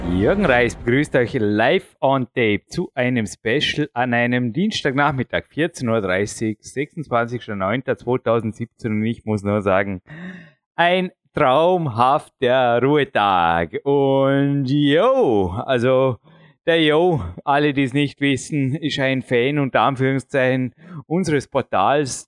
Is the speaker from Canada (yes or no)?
no; Austria; accent: Austrian (Ösi); meinen öse akzent